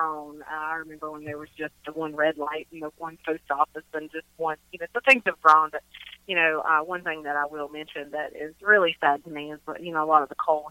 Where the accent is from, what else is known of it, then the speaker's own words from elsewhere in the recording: Grundy, Virginia, United States; moved away as an adult; now in North Carolina, United States; I'm from Grundy, Virginia, and my dad was a coal miner